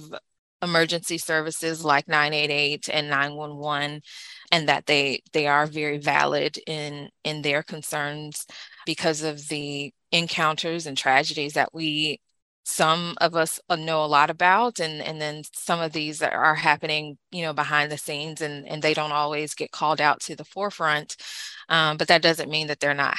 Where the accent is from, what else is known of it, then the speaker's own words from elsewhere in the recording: the South, United States; also born or lived in East Coast (north); now in East Coast, United States; I'm from the South